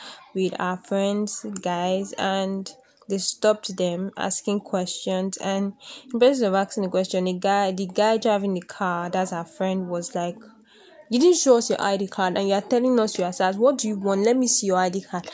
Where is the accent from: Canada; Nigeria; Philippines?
Nigeria; I am a Nigerian, and my country has been facing a lot of crisis